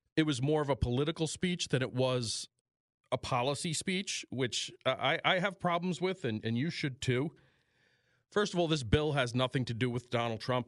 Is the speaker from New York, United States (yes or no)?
yes; New York, United States; moved away as an adult; this is my home state, but New York